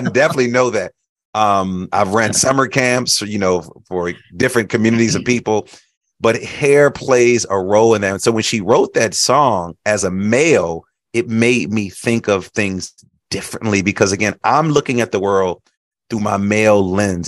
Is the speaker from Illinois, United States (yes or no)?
yes; Chicago, Illinois, United States; I grew up in Chicago